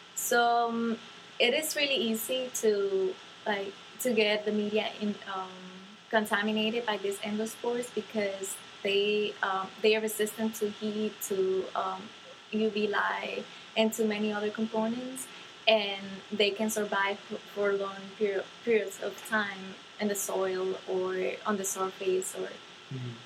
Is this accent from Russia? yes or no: no; Dominican Republic; moved away; I come from the Dominican Republic